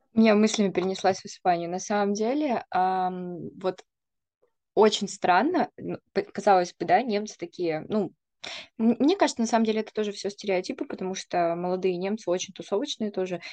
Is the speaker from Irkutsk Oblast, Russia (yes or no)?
yes; Irkutsk, Irkutsk Oblast, Russia; я просто сама из Иркутска